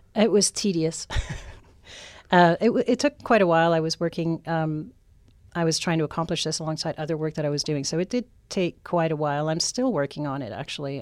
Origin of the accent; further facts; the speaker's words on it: Canada; moved away; I'm from Canada